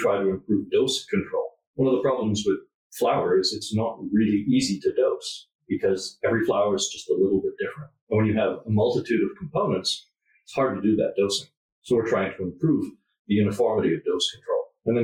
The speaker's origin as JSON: {"language": "English", "country": "Canada", "said": "I'm from Canada"}